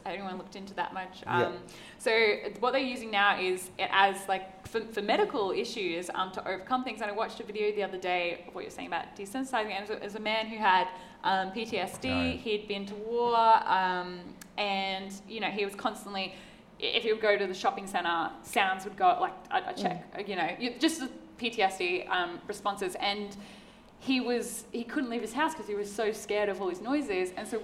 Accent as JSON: {"language": "English", "area": "Torres Strait Islands", "region": "Queensland", "country": "Australia", "tie": "born or raised there", "said": "I grew up in the Torres Straits. I went diving every single day of my life."}